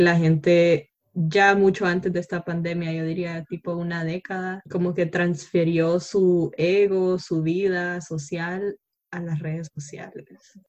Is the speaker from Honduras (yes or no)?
yes; Honduras; como hondureña